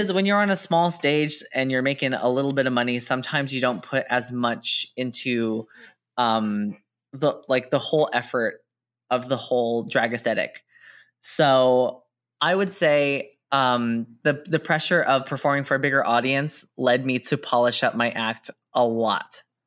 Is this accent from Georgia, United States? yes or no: no; San Jose, California, United States; I grew up in San Jose